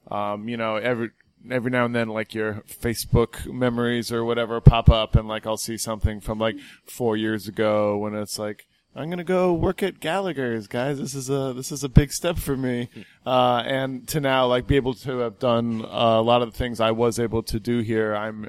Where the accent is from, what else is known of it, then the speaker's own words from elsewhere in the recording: West Coast, United States; And I grew up mainly on the West Coast. I lived all over the place